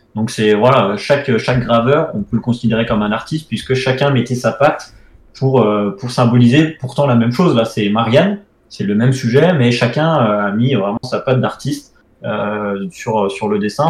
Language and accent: French; France; on est français